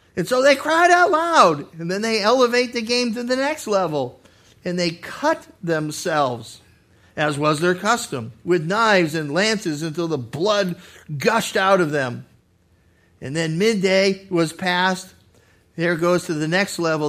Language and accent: English; Massachusetts, United States; moved away as an adult; also born or lived in California / Arizona; now in Ohio, United States; I was born and raised in Massachusetts